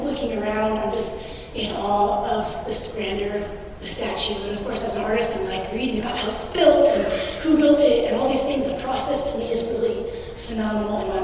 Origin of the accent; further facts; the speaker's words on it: Alaska, United States; I'm from Alaska